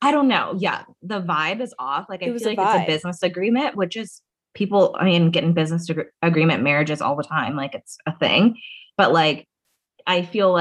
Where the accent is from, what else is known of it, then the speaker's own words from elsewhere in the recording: United Kingdom; me being British